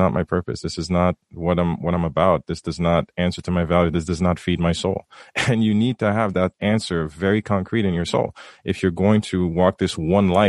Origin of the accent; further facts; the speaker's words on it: Haiti; having seen it come, growing up in Haiti, and you you talk about it.